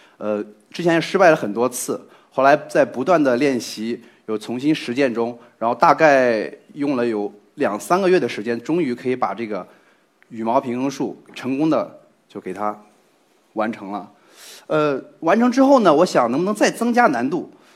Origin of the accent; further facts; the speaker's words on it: Zhengzhou, Henan, China; 我是一名来自河南郑州的测绘工程师